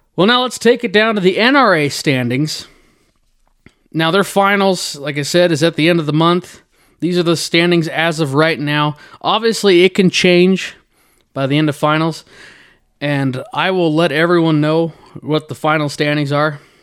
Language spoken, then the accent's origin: English; Bremerton, Washington, United States; moved away; I went back home to check out my hometown rodeo, the Kitsap Stampede, located in Bremerton, Washington